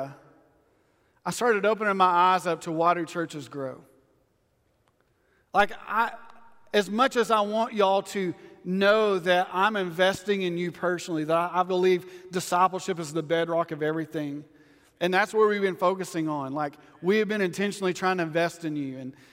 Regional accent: West Texas, United States; I grew up in West Texas my whole life.

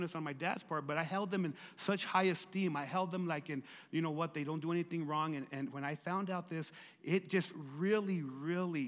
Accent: Lordsburg, New Mexico, United States; I was living in Lordsburg, growing up in Lordsburg, New Mexico

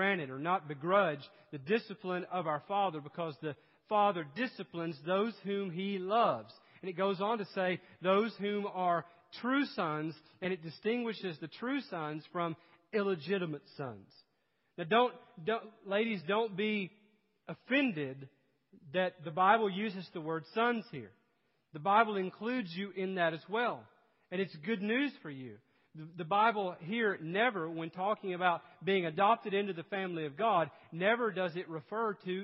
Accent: East Tennessee, United States; moved away; I grew up in East Tennessee

